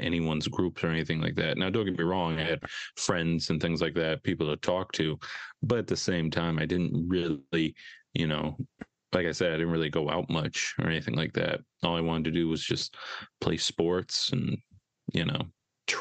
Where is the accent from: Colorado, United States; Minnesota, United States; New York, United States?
Minnesota, United States; Edina; I grew up in the Edina suburb, Minnesota